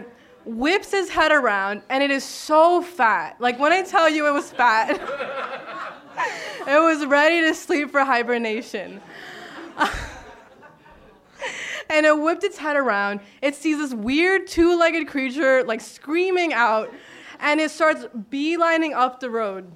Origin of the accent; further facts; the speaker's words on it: Miami, Florida, United States; moved away as an adult; now in Sitka, United States; I'm from Miami